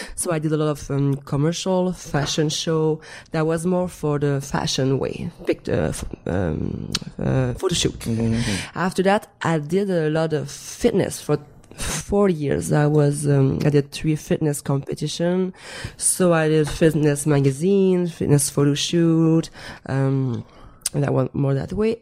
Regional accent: Montreal, Quebec, Canada; first language French; English is a second language; moved away as an adult; I was um, still living in uh, Montreal back in Canada. I'm French Canadian

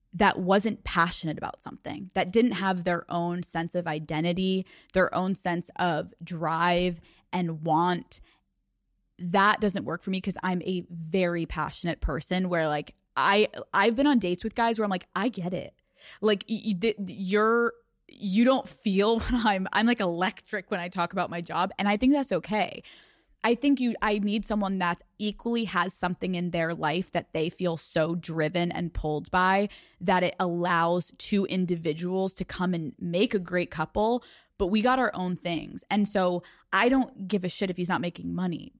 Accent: Newtown, Pennsylvania, United States; from Newtown, Pennsylvania that was bullied and awkward and insecure

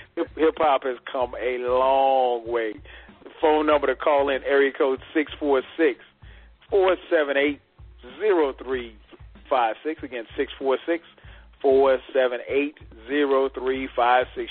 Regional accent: South Carolina, United States; I grew up in South Carolina

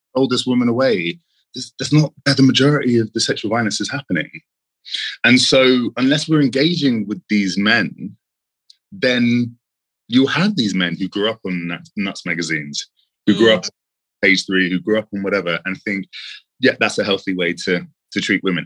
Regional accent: London, United Kingdom; London, born and raised.

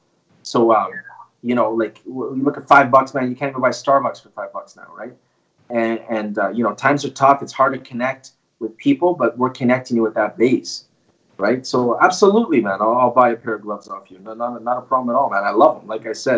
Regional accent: Canada; Canadian. Yes, sir. Yeah, I'm actually from Canada, right?

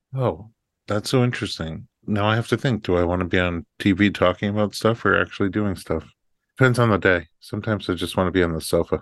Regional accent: Staten Island, New York, United States; I was right over the bridge in Staten Island

